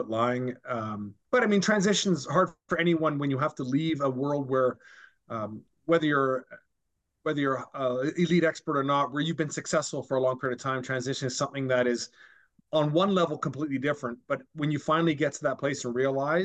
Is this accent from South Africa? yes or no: no; Vancouver, British Columbia, Canada; to be in an organization that was doing well at that time in my hometown.